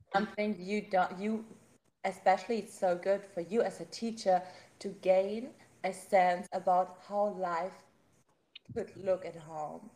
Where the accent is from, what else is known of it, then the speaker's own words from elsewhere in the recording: Germany; accent: German; English is a second language; you can hear my German accent